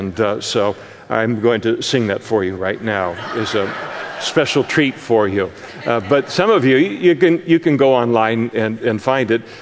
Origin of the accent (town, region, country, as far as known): Scotland, United Kingdom